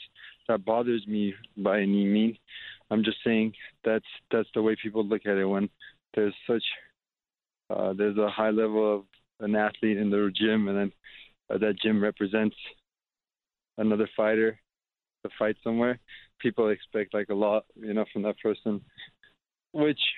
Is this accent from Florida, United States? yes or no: no; Glendale, California, United States; growing up in Glendale, like they call Glendale, they call it like the second Armenia because of how much Armenians there are here.